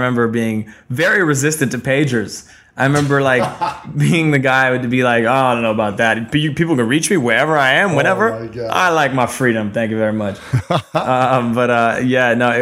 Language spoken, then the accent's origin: English; Ottawa, Ontario, Canada; moved away as an adult; also born or lived in New York City; Ottawa, where I grew up in my hometown